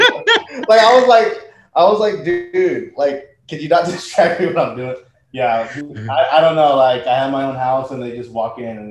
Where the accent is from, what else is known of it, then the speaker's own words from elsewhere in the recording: Bay Area, California, United States; now in Sacramento, United States; I'm a transplant. I'm from the Bay Area.